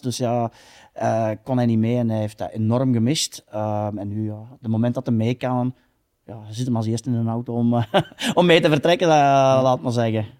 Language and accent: Dutch; Belgium